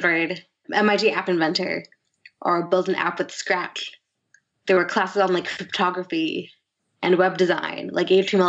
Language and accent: English; Silicon Valley, California, United States; I grew up in Silicon Valley